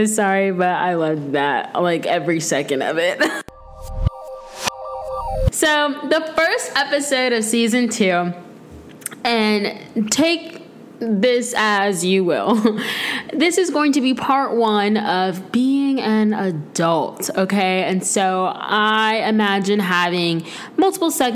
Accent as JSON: {"language": "English", "town": "Tampa", "region": "Florida", "country": "United States", "tie": "born or raised there", "also_born_or_lived": "Michigan", "moved": "as an adult", "lives_now": "North Carolina, United States", "said": "I'm from Florida. Well, I was born in Michigan, but all I know is Florida. It's literally my entire life."}